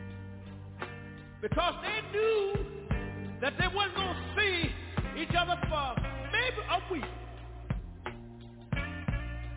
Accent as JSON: {"language": "English", "town": "Tyler", "region": "Texas", "country": "United States", "tie": "born or raised there", "also_born_or_lived": "Galilee, Texas", "said": "I was born in a little community about 13 miles from Tyler"}